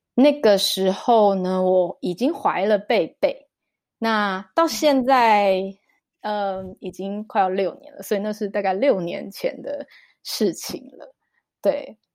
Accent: Taiwan; now in Zug, Switzerland; 因为我们俩都台湾人啦

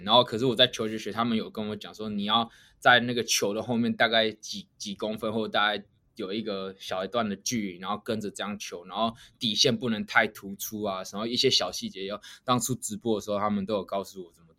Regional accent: Kaohsiung, Taiwan; moved away as an adult; now in United States; 我高雄人，所以我那时候，我，我家住三民，我离三民公园很近

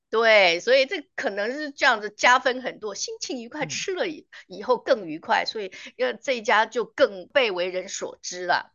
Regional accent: Taiwan; also born or lived in northern Taiwan; 我们台湾这边

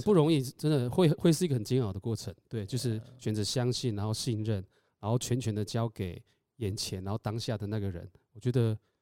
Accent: Taitung, Taitung County, Taiwan; 我是台东人，然后在这个土地上面

